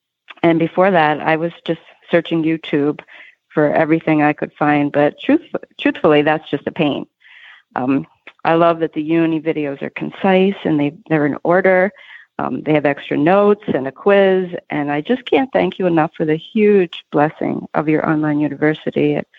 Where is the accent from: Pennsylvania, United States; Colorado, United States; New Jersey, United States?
Pennsylvania, United States; Philadelphia; The only other experience I'd ever had was to ride a horse in Philly, Pennsylvania, my hometown, when I was 16, and I got bucked off.